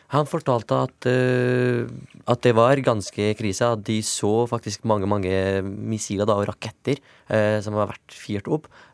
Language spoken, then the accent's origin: Norwegian; Syria; moved away; fordi det er der jeg kommer fra